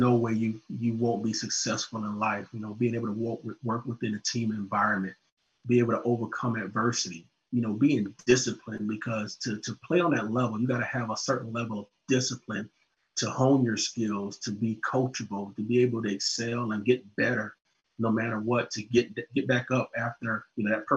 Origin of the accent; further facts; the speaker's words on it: Orangeburg, South Carolina, United States; I'm a Southern boy, born and raised in Orangeburg, South Carolina.